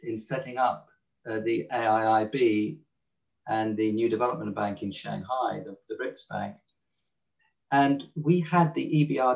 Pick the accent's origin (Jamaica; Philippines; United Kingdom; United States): United Kingdom; England; accent: English; my English accent